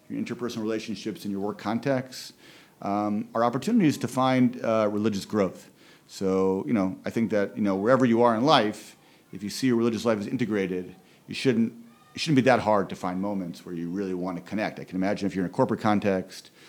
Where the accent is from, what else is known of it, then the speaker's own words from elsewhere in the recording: Philadelphia, Pennsylvania, United States; born there; even though we're both originally from Philadelphia, although I was only born in Philadelphia, he was raised in Philadelphia